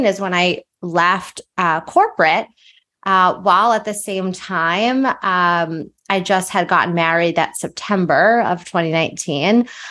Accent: outside of Philadelphia, Pennsylvania, United States; moved away as an adult; also born or lived in New Jersey; I grew up outside of Philadelphia

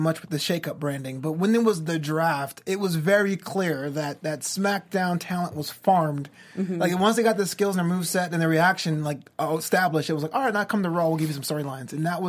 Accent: New York, United States; I'm from New York

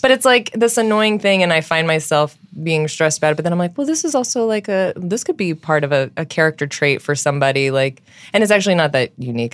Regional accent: Southern California, United States; now in New York, United States; I'm from Southern California

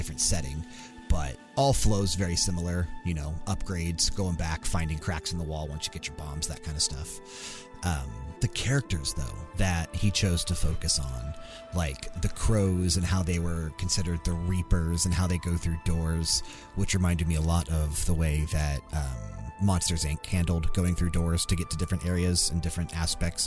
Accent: East Coast / Ohio, United States; moved away as an adult; being born and raised on the East Coast and living so many of my early years in Ohio before moving out west

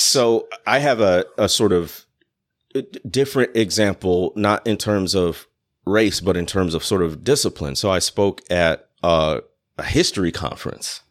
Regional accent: Chicago, Illinois, United States; moved away as an adult; also born or lived in Mississippi Delta; I'm coming from the Chicago area.

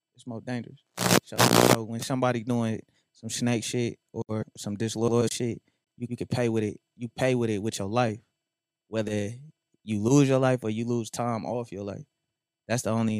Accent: North Las Vegas, Nevada, United States; I'm from North Las Vegas

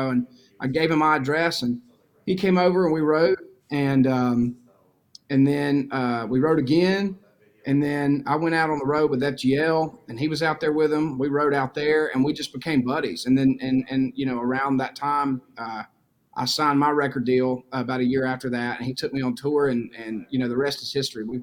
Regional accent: Mississippi, United States; I definitely took everything in growing up, and I I, I grew up just the most traditional all American baseball playing. You know, country boy, teenager, you name it.

